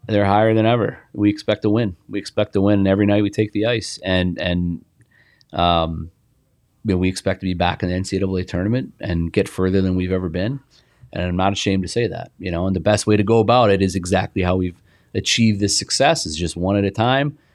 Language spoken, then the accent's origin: English; Indianapolis, Indiana, United States; I played on a great team growing up in Indianapolis